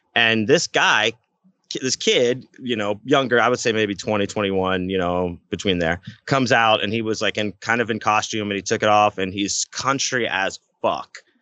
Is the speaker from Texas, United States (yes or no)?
yes; Houston, Texas, United States; we're from Houston